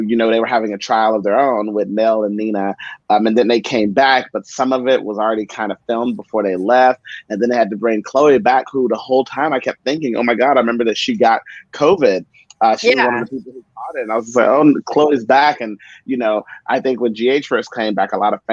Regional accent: East Texas, United States; moved away as an adult; now in New York City, United States; I'm actually from East Texas as well. I was born and raised there.

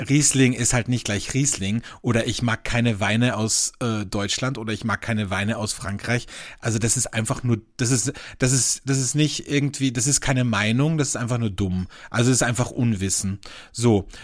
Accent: Austria; Bei uns in Österreich

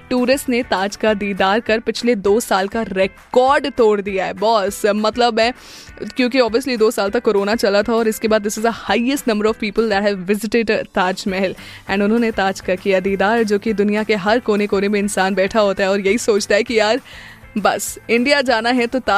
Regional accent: Agra, Uttar Pradesh, India; हमारा आगरा

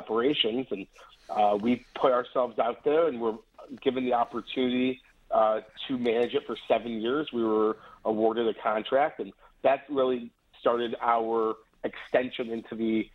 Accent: Detroit, Michigan, United States; also born or lived in Chicago; I grew up in Metro Detroit

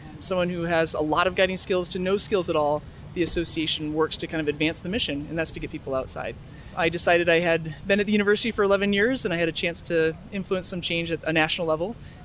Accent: Grand Rapids, Michigan, United States; now in Ann Arbor, United States; I'm from Grand Rapids, Michigan.

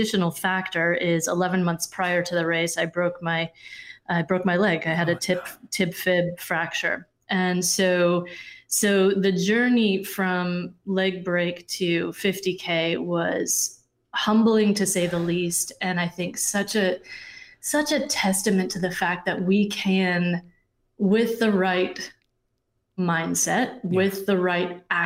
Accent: Vermont, United States; now in Chattanooga, United States; I grew up in Vermont

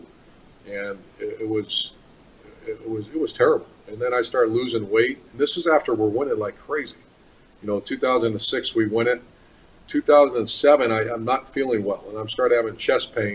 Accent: Ohio, United States; moved away; also born or lived in Florida; That's my home school. That's my home state

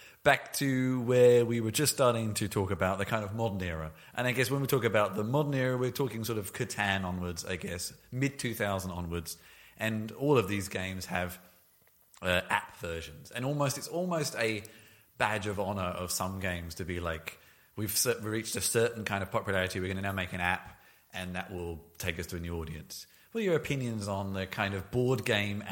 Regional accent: England, United Kingdom; moved away; we're both English originally

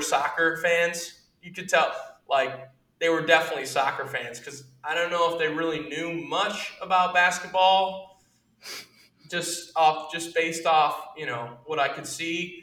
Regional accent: United States; as an American

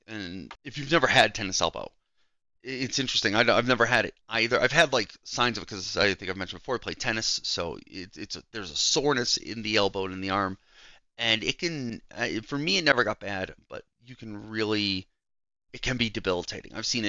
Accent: Cleveland, Ohio, United States; I grew up watching him in Cleveland my whole life.

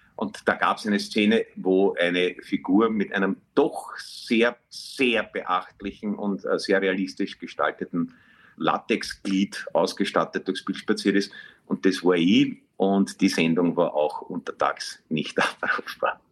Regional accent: Vienna, Austria; ich bin in der Brigitte noch aufgewachsen

